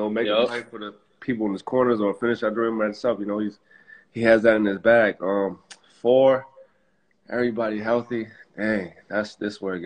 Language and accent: English; Chicago, Illinois, United States; also born or lived in Nigeria / Arlington Heights, Illinois; Born in Nigeria, moved to Chicago around for like 3 or 4. Mm-hmm. Grew up on the north side, like north side of Chicago by like Edgewater